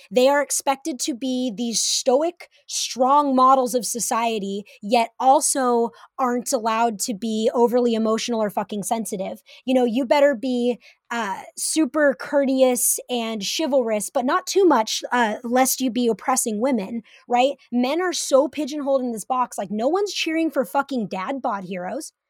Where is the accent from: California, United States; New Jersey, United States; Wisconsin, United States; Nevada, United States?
California, United States; Humboldt County; moved away as an adult; now in Seattle, United States; Growing up in Humboldt County